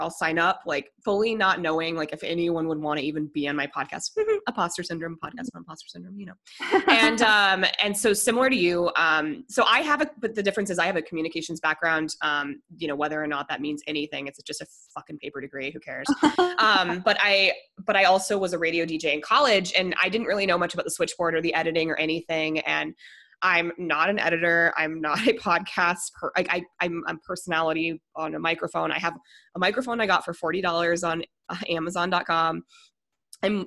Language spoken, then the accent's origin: English; Denver, Colorado, United States; I'm from Denver originally